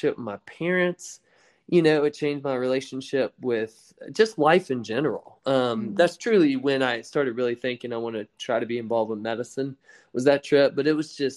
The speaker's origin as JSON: {"language": "English", "area": "outside of Augusta", "region": "Georgia", "country": "United States", "tie": "born or raised there", "said": "I grew up outside of Augusta, Georgia, in a very small rural town"}